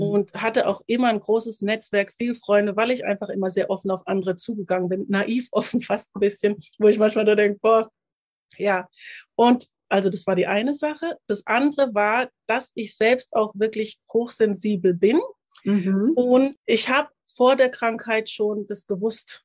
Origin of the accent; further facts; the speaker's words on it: Germany; ich bin hier in Deutschland aufgewachsen